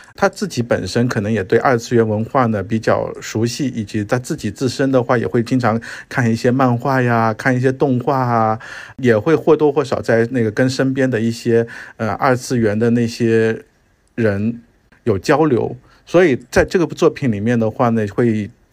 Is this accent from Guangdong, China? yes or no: yes; Guangzhou, Guangdong, China; 我是一个来自广东的，遥远的广东广州的戏剧自媒体人，以及就是演出工作者，最近的话呢，也在做制作人的工作